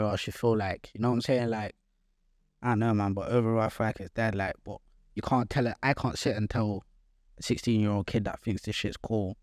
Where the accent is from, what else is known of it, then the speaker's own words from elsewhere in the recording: Gambia; now in Nottingham, United Kingdom; I'm from Gambia